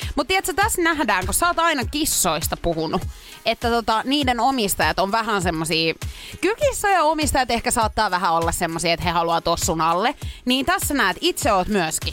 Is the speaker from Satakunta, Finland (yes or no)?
yes; Pori, Satakunta, Finland; Purista, kun olen kotoisin